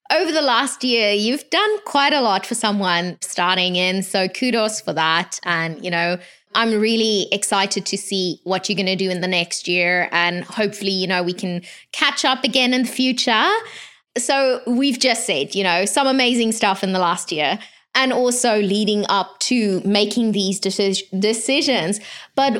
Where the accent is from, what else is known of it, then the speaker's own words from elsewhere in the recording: South Africa; I'm from South Africa